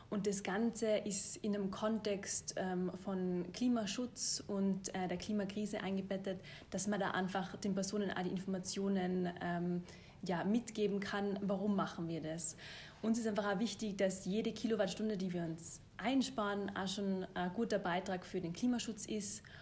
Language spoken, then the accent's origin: German; Tyrol, Austria; also born or lived in Germany; Äh, ich bin Tirolerin, ähm, habe dann lang in Deutschland studiert und gearbeitet und habe mir aber dann gedacht, ich will wieder zurück in die Berge